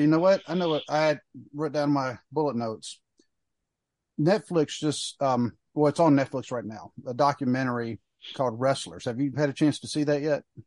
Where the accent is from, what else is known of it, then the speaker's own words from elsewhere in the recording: Pinehurst, North Carolina, United States; I was born in Pinehurst